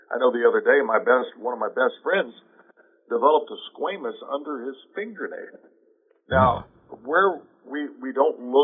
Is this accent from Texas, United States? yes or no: no; Oklahoma, United States; I grew up in Oklahoma